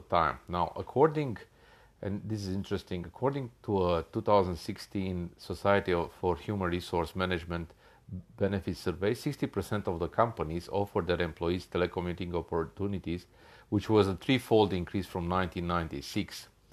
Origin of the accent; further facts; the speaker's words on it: Australia; I'm from Australia